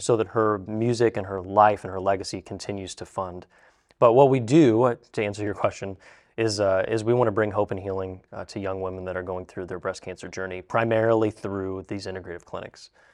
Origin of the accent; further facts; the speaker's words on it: Zanesville, Ohio, United States; We're from Zanesville, Ohio